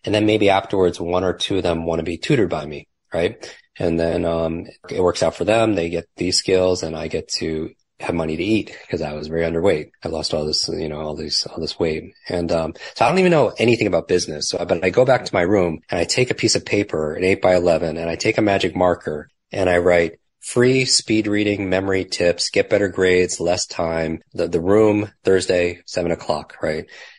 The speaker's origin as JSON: {"language": "English", "region": "Northeast", "country": "United States", "tie": "born or raised there", "said": "I grew up in the Northeast. Yeah. Yep. Don't love the cold, but."}